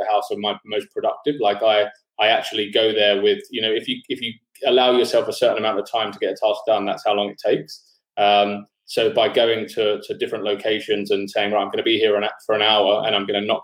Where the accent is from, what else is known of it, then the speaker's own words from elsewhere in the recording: London, United Kingdom; moved away as an adult; now in Sydney, Australia; I'm from London originally, but I've been living in Sydney for the last 10 years.